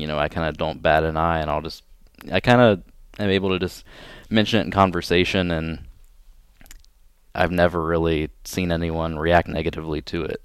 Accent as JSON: {"language": "English", "town": "Pleasant Hill", "region": "Ohio", "country": "United States", "tie": "born or raised there", "moved": "as an adult", "said": "I'm originally from a really small town in Ohio called Pleasant Hill"}